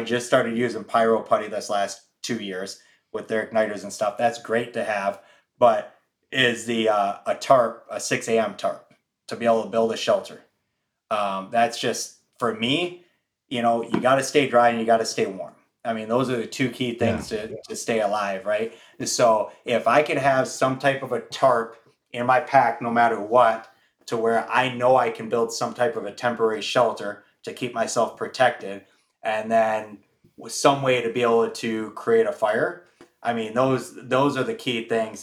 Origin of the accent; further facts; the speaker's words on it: Michigan, United States; moved away; I'm originally from the Midwest in Michigan